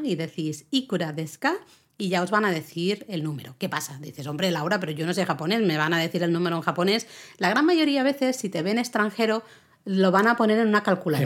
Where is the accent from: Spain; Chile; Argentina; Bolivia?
Spain; Catalonia; Yo soy catalana